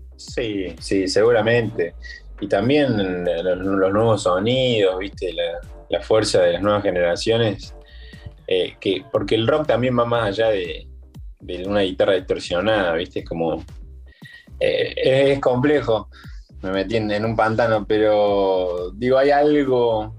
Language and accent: Spanish; Córdoba, Argentina; A mí como cordobés